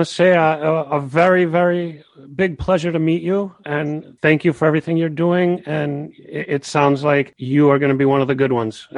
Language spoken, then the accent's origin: English; Boston, Massachusetts, United States; as a Bostonian